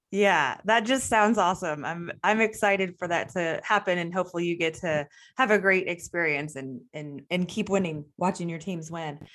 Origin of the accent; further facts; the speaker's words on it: Texas, United States; us Texas people